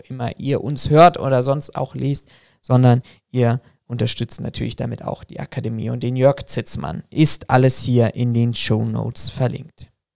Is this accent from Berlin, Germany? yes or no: yes; Berlin, Germany; meine Geburtsstadt, nämlich nach Berlin